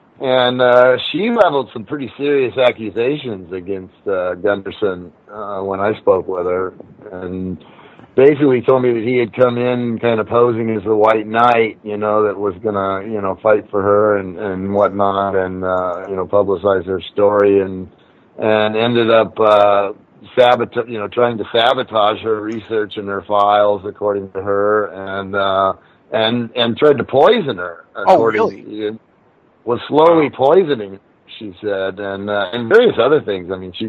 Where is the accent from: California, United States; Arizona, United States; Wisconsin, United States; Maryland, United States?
California, United States; Torrance; I grew up down there. I grew up down in Torrance, so not far from where it happened there in Hermosa Beach.